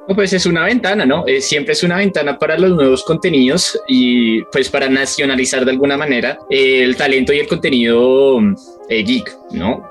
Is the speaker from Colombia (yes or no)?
yes; Colombia